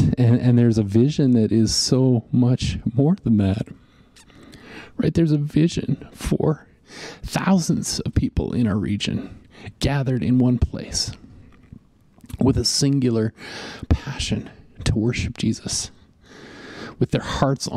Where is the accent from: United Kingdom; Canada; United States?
Canada; Western Canada; growing up in Western Canada